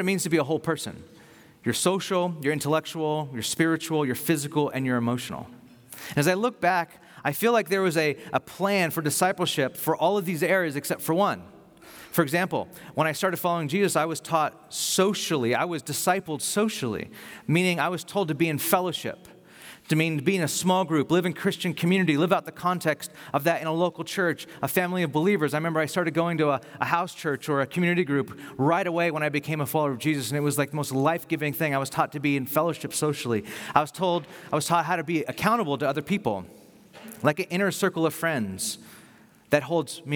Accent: Bakersfield, California, United States; moved away as an adult; now in Carpinteria, United States; the church I grew up in Bakersfield when I came to faith

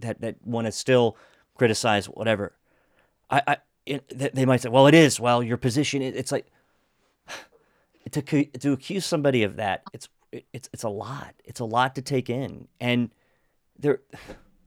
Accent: Washington County, Pennsylvania, United States; moved away as an adult; also born or lived in Pittsburgh, Pennsylvania; now in Montgomery County, Maryland, United States; I grew up in Washington County, and Washington County is an interesting place

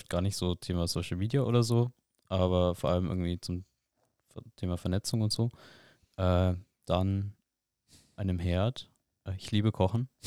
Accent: Bamberg, Bavaria, Germany; In Bamberg, in meiner

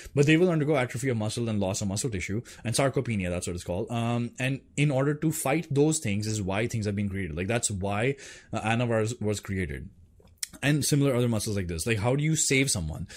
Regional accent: India; I'm Indian

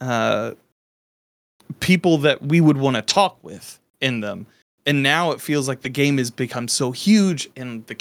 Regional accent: Midwest, United States; I grew up in the Midwest

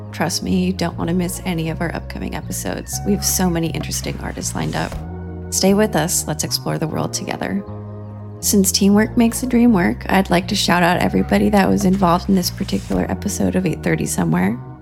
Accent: Los Angeles, California, United States; also born or lived in London; I was born and raised in Los Angeles, California

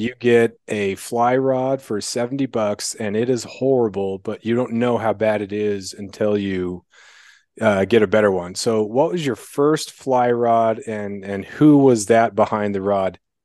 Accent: Rocky Ford, Colorado, United States; also born or lived in Greeley, Colorado; I was born in Rocky Ford, Colorado

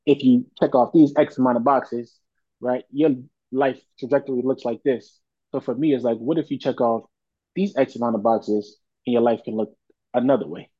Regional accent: Philadelphia, Pennsylvania, United States; I am born and raised in Philadelphia, Southwest

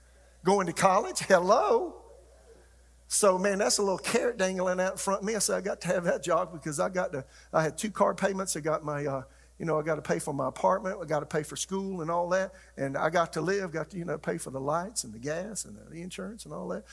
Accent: South Carolina, United States; moved away as an adult; also born or lived in Tulsa, Oklahoma / Raleigh, North Carolina; we're from South Carolina living in Tulsa

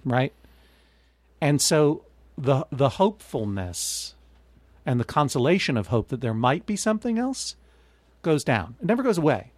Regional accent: Brookline, Massachusetts, United States; growing up in Brookline, you know, there was that season where it was just a bar mitzvah every weekend

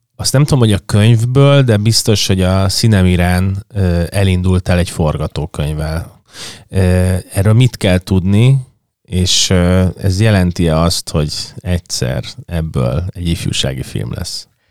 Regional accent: Budapest, Hungary

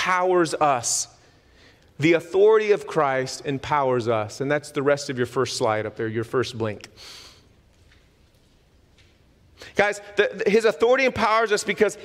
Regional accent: Texas, United States; being a Texan

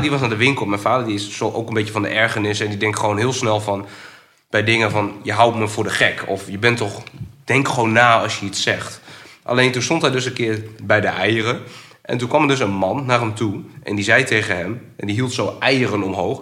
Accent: Groningen, Netherlands; ik kom uit Groningen, ik woon in Vinkhuizen

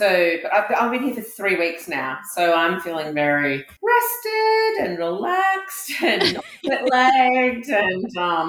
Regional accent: Australia; I'm Australian

